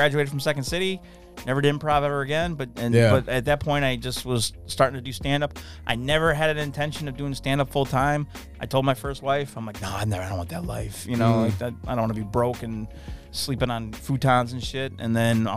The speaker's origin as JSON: {"language": "English", "region": "New York", "country": "United States", "said": "I'm from New York"}